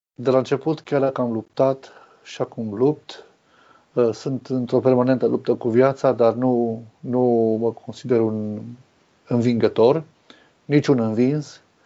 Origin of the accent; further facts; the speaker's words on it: Arad, Arad County, Romania; Sunt născut și crescut în Arad